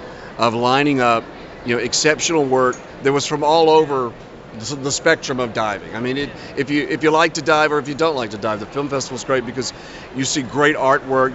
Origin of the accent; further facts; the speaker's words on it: Mississippi, United States; I'm from Mississippi